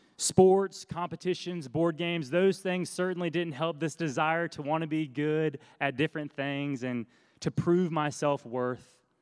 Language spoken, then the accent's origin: English; Oconee County, near Athens, Georgia, United States; also born or lived in Richmond, Virginia; my family moved to Oconee County, right outside of Athens when I was six. That's where I was from kindergarten through senior year of high school